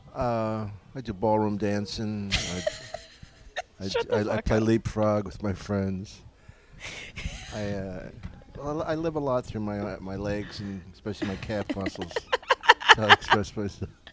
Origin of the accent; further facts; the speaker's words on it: Philadelphia, Pennsylvania, United States; I'm from Philly